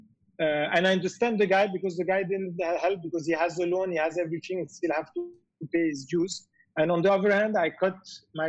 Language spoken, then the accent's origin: English; France; moved away as an adult; now in Dubai, United Arab Emirates; being French, I come from France where I pay 50% of tax on my revenue.